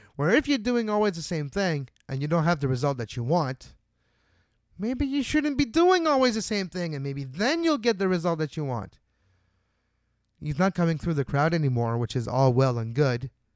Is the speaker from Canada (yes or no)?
yes; Montreal, Quebec, Canada; my hometown of Montreal